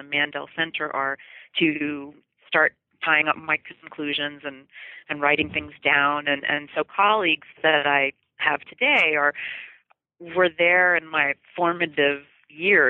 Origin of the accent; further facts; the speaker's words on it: United States; as an American.